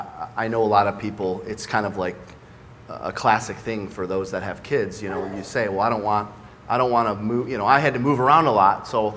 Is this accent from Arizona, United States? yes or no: no; Michigan, United States; also born or lived in Westland, Michigan / Livonia, Michigan / Belleville, Michigan / Novi, Michigan; I started in a town called Westland, Michigan. Then I went to elementary school in Livonia, Michigan. I went to middle school in a town called Belleville, Michigan, and graduated from Novi High School.